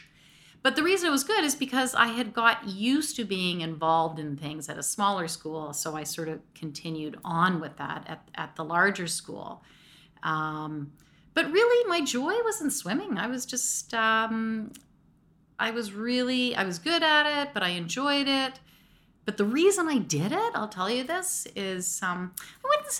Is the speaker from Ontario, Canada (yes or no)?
yes; Mississauga, Ontario, Canada; I grew up in Lauren Park, Mississauga